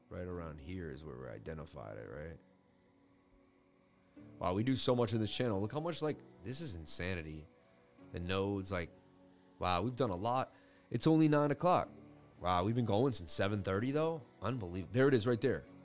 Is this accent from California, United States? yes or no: no; Boston, Massachusetts, United States; I grew up in Boston. I know everything about Boston.